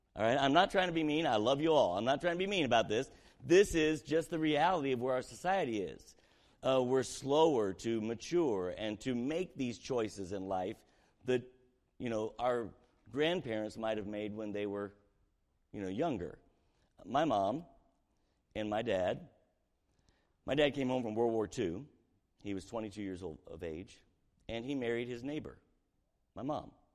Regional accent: Southern Indiana, United States; we were raised in Southern Indiana, poor community

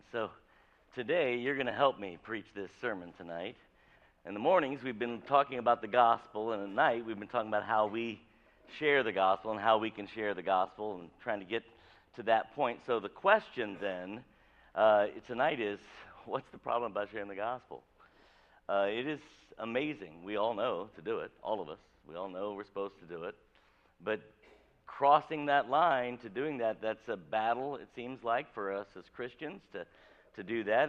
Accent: Avon, Indiana, United States; I grew up in rural Avon, Indiana.

